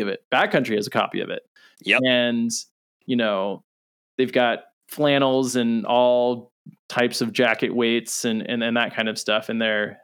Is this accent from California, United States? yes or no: yes; Southern California, United States; I grew up in Southern California